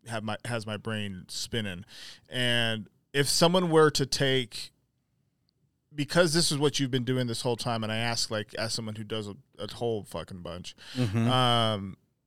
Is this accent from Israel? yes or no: no; Magna, Utah, United States; Yeah. I grew up in Magna.